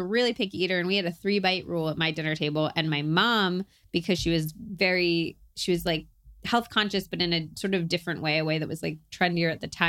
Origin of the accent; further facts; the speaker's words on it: Berkeley, California, United States; oh, well, I was raised in Berkeley, so I was like very into vegetables, blah, blah, blah.